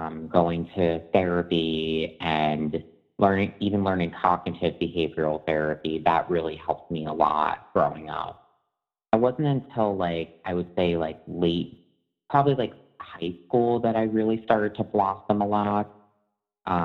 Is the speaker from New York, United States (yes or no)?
yes; Long Island, New York, United States; I grew up in Long Island, New York